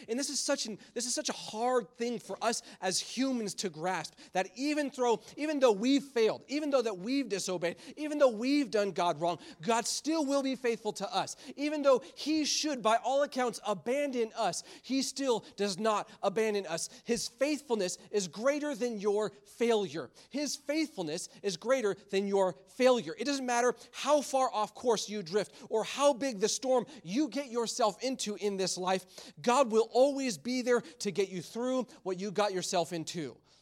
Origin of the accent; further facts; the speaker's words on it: Michigan, United States; moved away; Growing up in Michigan, there was always some type of snowstorm.